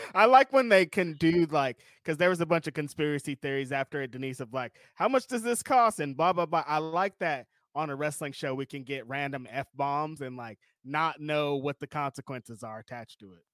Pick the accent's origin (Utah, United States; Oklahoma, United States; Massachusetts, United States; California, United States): California, United States; We're from California